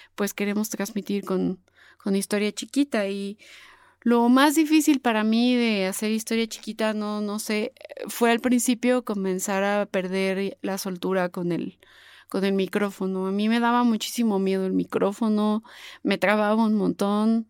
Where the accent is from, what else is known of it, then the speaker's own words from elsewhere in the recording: Puebla, Mexico; accent: poblana, pipope, super fresa; mi acento de pipope, de poblana, super fresa